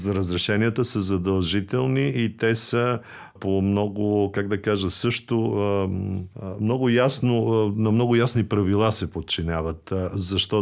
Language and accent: Bulgarian; Bulgaria; на нас, българите